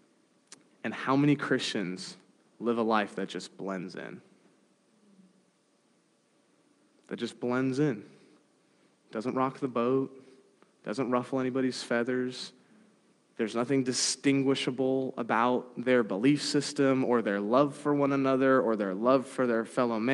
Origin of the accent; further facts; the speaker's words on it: San Diego, California, United States; Growing up in San Diego, I have a lot of friends who are part of the Latter-day Saint Church